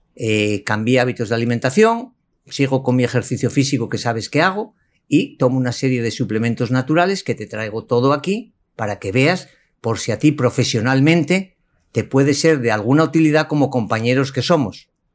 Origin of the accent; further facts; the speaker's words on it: Asturias, Spain; español y concretamente de Asturias, región del norte de España. Yo me formé en Asturias mi bachillerato, mi infancia